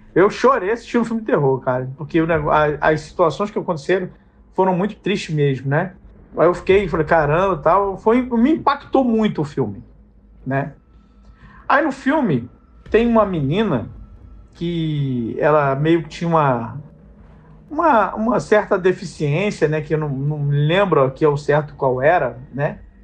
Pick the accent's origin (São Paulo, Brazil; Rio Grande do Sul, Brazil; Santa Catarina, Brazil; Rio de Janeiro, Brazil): Rio de Janeiro, Brazil; Sou aqui do Rio de Janeiro, da Zona Oeste do Rio de Janeiro